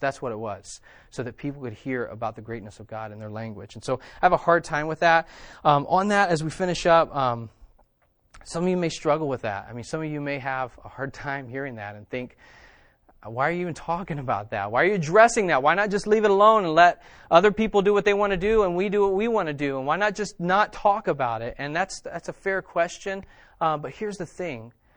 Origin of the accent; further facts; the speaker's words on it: West Virginia, United States; I am from West Virginia.